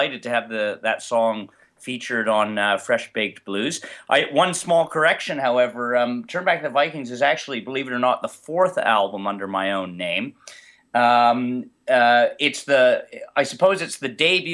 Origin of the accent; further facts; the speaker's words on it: Chatham, Ontario, Canada; now in Toronto, Canada; I'm originally from Chatham, Ontario.